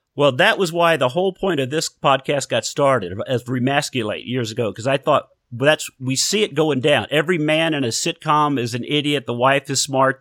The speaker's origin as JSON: {"language": "English", "town": "Houston", "region": "Texas", "country": "United States", "tie": "born or raised there", "said": "down around Houston, yeah, Texas"}